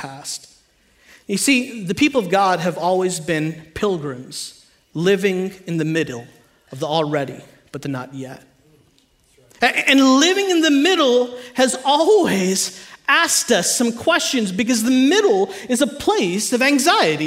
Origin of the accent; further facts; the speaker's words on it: India; I'm Indian.